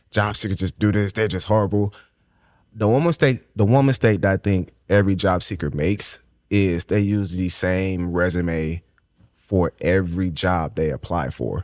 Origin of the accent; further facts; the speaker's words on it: Chicago, Illinois, United States; born and raised in Inglewood